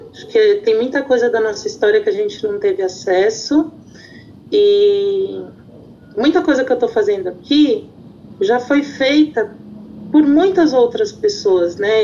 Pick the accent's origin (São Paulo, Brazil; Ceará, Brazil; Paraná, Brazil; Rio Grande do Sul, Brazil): São Paulo, Brazil; eu sou do Jardim Ângela